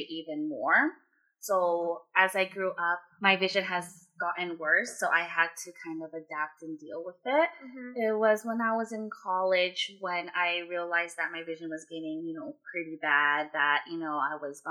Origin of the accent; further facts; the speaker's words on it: Fremont, California, United States; also born or lived in Sacramento, California; I grew up here in Fremont, California with Vicky.